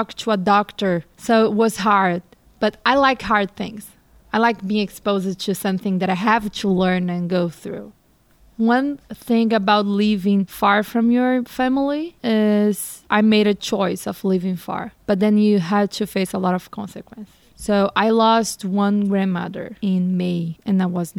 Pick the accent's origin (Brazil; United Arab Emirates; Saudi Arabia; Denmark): Brazil; moved away as an adult; now in Pittsburgh, United States; I spent almost my whole life in Brazil. So growing up in Brazil